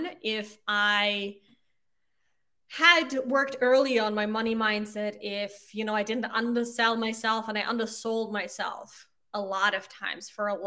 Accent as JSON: {"language": "English", "country": "Austria", "tie": "born or raised there", "also_born_or_lived": "Ireland", "first_language": "German", "second_language": "English", "moved": "as an adult", "lives_now": "United States", "said": "So I grew up in Austria. I speak German, that's my mother tongue."}